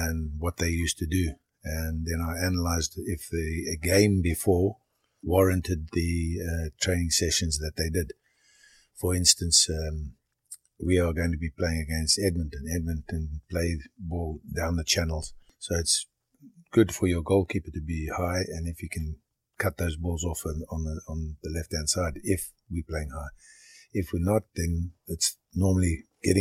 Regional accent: Harare, Zimbabwe; moved away as an adult; also born or lived in Durban, South Africa / Shurugwi, Zimbabwe / Canada / Liverpool, England; now in Ottawa, Canada; when I was 2 months old, my parents went up to Rhodesia

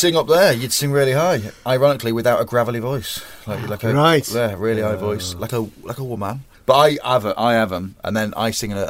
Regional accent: Grimsby, Yorkshire and the Humber, United Kingdom; Because I'm from Grimsby Town.

